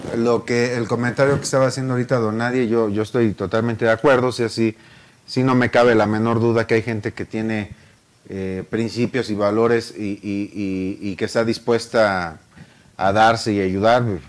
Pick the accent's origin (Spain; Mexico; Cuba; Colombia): Mexico; soy mexicano